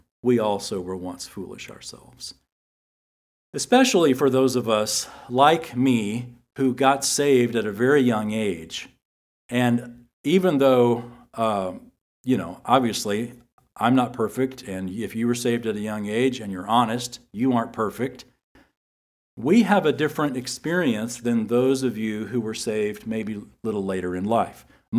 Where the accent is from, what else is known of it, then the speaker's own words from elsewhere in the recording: San Antonio, Texas, United States; I grew up in San Antonio, and I remember the Alamo.